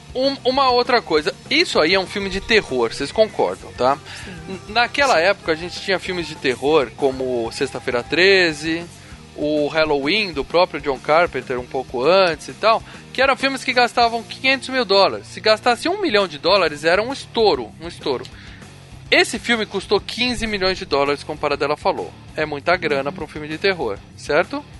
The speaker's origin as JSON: {"language": "Portuguese", "region": "Ceará", "country": "Brazil", "tie": "born or raised there", "said": "eu cresci no Ceará"}